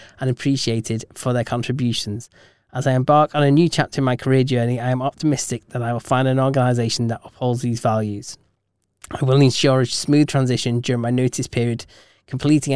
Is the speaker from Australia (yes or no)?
no; England, United Kingdom; we're English